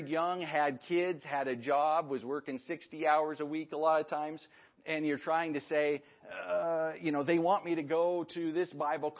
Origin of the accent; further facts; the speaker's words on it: Libby, Montana, United States; I grew up in Libby, Montana. We moved out there in 1990.